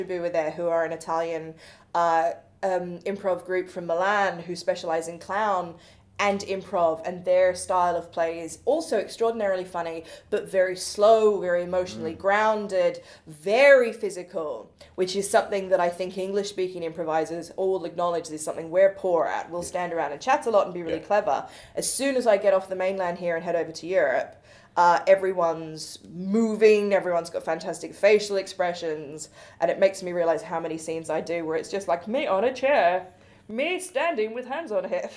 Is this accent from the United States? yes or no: no; Australia; now in London, United Kingdom; as an Australian who grew up in the middle of fucking nowhere, like, it took me 4.5 hours on the airplane to get to the other side of my country